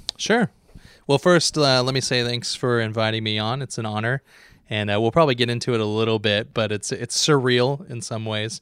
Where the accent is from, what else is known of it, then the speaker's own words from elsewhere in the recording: Dallas, Oregon, United States; now in Escalon, United States; I grew up in Dallas, Oregon